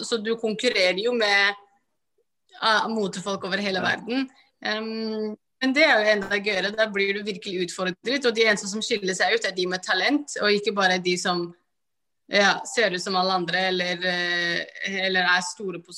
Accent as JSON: {"language": "Norwegian", "country": "Somalia", "said": "alle fargene er fordi jeg er fra Somalia, så i Afrika er vi veldig"}